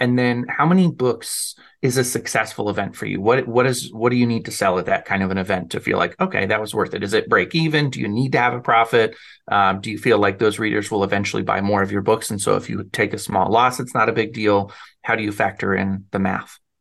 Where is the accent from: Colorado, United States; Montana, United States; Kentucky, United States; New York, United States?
Colorado, United States; Arvada; also born or lived in Denver, Colorado; now in Nebraska, United States; most of my life I lived in Arvada.